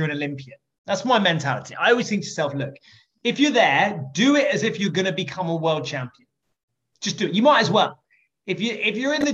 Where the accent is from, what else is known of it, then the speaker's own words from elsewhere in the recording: England, United Kingdom; I'm English